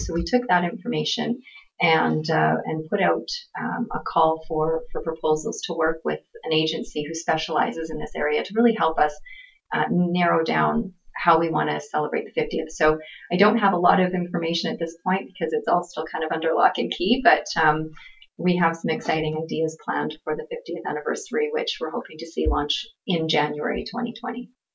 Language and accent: English; Swift Current, Saskatchewan, Canada; also born or lived in Hanna, Alberta; Was born in Alberta in Hanna, and but grew up mostly in Swift Current, Saskatchewan. So I do consider myself a Saskatchewanian.